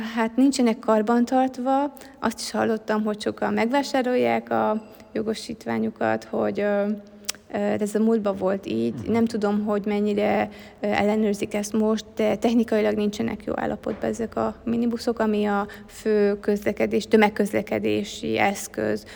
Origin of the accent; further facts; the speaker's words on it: Hungary; moved away as an adult; now in Africa; én más kultúrában nőhettem föl